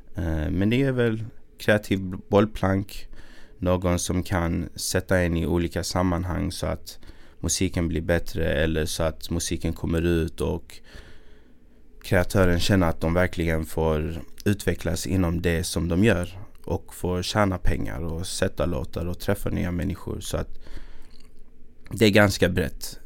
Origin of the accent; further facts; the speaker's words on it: Malmö, Skåne, Sweden; accent: Malmö dialect; när jag gjorde min grej i Malmö